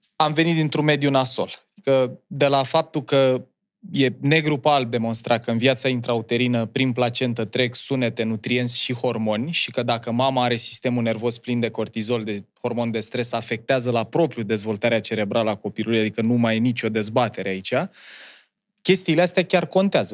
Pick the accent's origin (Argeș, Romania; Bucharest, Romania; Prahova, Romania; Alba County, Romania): Prahova, Romania; Ploiești; moved away; Eu am copilărit în Ploiești, în uh, cartierul Nord, pe strada Cameliei